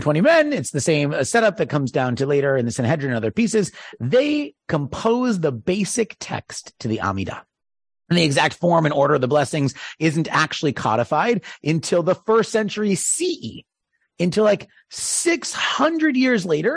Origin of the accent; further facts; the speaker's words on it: East Coast, United States; moved away; I'm from the East Coast